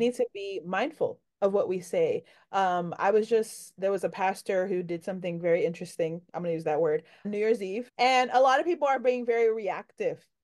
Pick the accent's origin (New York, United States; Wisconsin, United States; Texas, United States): New York, United States; New York City; I'm from New York